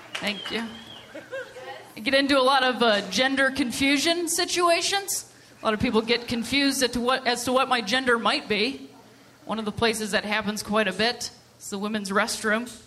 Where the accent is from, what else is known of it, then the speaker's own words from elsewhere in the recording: Ohio, United States; also born or lived in Chicago; now in Los Angeles, United States; I'm originally from Ohio